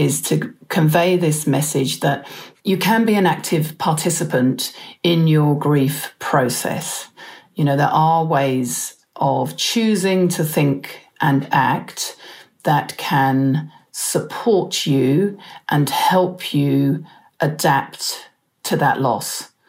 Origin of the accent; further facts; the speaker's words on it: England, United Kingdom; accent: Pommy; now in New Zealand; and I are both New Zealanders, although I wasn't born here. You might be able to pick up a bit of my original Pommy accent.